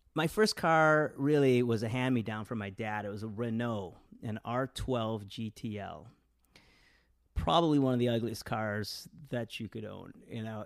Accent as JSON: {"language": "English", "town": "Westland", "region": "Michigan", "country": "United States", "tie": "born or raised there", "also_born_or_lived": "India / Detroit, Michigan", "said": "I grew up in a s, in a, in a city called Westland, Michigan"}